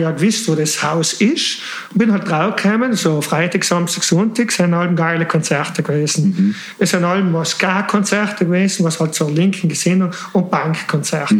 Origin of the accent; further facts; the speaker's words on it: South Tyrol, Trentino-Alto Adige, Italy; moved away; also born or lived in Switzerland (born) / Milan; als Südtiroler, als harter Südtirol